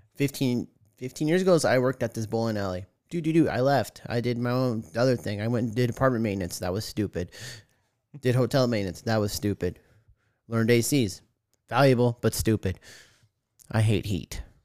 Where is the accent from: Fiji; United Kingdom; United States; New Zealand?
United States; Tucson, Arizona; also born or lived in Washington; I grew up in Arizona. I'm a Tucson native.